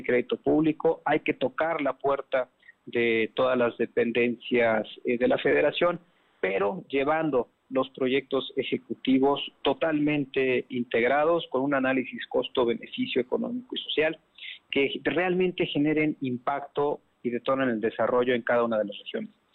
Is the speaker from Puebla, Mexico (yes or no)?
yes; Puebla, Mexico; como poblanos